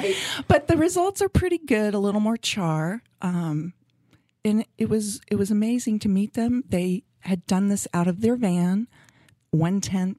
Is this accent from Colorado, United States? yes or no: yes; Colorado, United States; also born or lived in Texas; now in Kansas City, United States; I grew up in Colorado